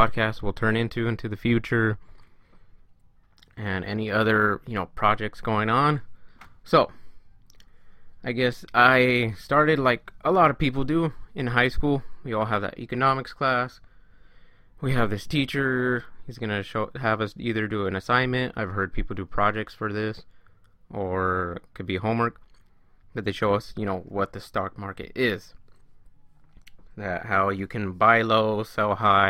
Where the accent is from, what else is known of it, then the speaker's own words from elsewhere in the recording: California, United States; I am from California. Born and raised